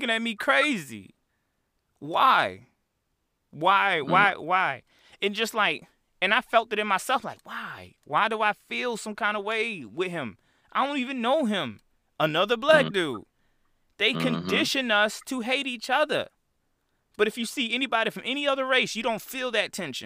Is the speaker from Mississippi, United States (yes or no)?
no; Chicago, Illinois, United States; I'm from Chicago